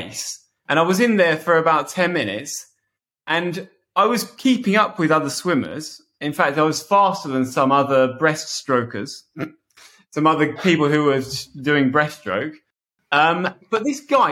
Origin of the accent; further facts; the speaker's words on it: Bedford, East of England, United Kingdom; I'm swimming at a local swimming pool called Robinson Pool in my hometown, Bedford.